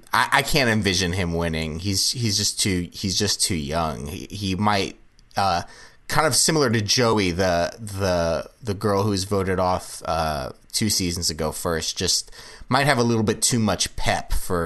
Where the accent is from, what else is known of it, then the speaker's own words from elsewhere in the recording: Los Angeles, California, United States; When I was young and growing up in the Los Angeles area